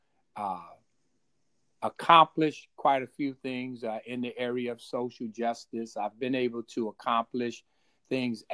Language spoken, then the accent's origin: English; Hickorydale, North Carolina, United States; I was born in North Carolina in a little town called Hickorydale